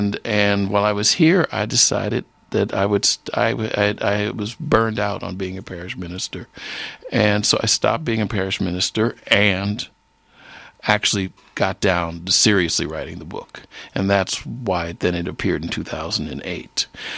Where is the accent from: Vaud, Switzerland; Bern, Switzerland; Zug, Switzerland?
Bern, Switzerland; also born or lived in Hasliberg, Switzerland; I've got some interesting stories as a black teenager growing up in Bern and Hasliberg.